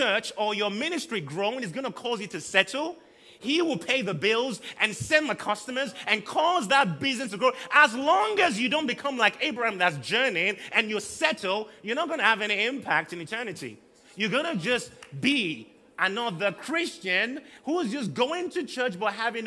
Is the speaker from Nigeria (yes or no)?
yes; southern Nigeria, Nigeria; also born or lived in Liberia; now in Manchester, United Kingdom; I've lived in southern Nigeria all my life